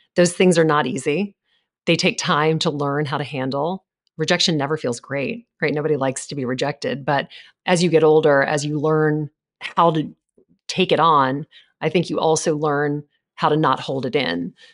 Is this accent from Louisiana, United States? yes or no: yes; Louisiana, United States; moved away; I grew up in Louisiana